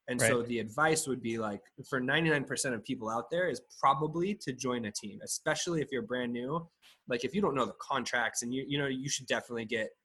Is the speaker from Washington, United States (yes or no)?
no; Sacramento, California, United States; moved away as an adult; now in San Diego, United States; I'm from Sacramento. I moved down to San Diego for a job opportunity years ago.